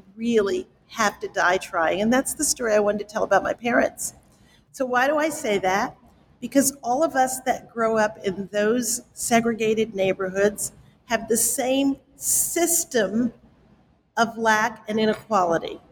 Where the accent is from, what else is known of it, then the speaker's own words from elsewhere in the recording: New York City, New York, United States; I grew up in the South Bronx